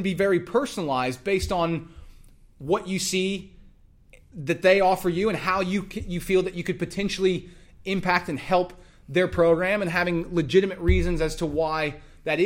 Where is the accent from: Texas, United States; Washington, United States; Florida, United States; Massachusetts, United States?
Texas, United States; I'm from Texas